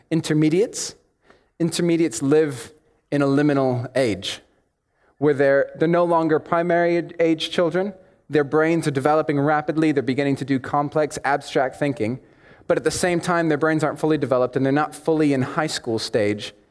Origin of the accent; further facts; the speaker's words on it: United States; accent: American; here my accent sounds blazingly, harshly American, and for that I apologize. But when I go back to the States, it sounds weird and muddled and confusing to them.